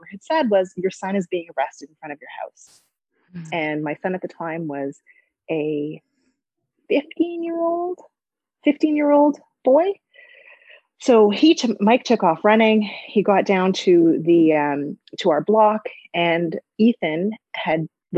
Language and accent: English; Toronto, Ontario, Canada; Growing up in the city of Toronto as a mixed race woman, a girl and then woman